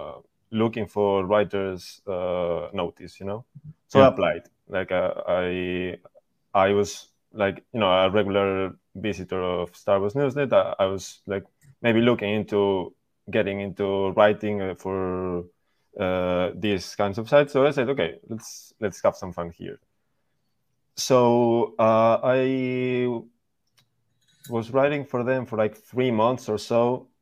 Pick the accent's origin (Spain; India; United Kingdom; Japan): Spain; accent: Spanish; English is a second language; moved away; also born or lived in California; I'm from Spain.